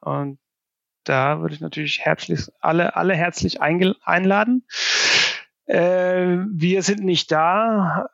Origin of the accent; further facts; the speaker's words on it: Värmland, Sweden; German is a second language; moved away as an adult; also born or lived in Amsterdam / Barcelona; now in Berlin, Germany; ich stamme aus ähm, einem ein Gebiet, der nennt sich Wärmland. Und das ist so, ähm, ja, wenn man eine Linie von Stockholm bis Oslo zieht und gerade in der Mitte, mhm. da irgendwo im Wald bin ich aufgewachsen.